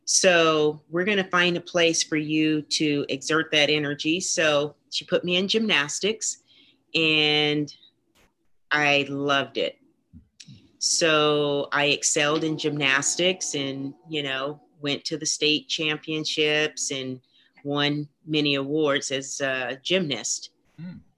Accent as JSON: {"language": "English", "region": "Tennessee", "country": "United States", "tie": "born or raised there", "said": "I grew up in Tennessee"}